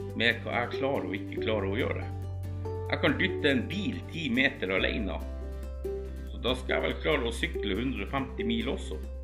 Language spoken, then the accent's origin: Norwegian; Northern Norway, Norway; jeg er nordlending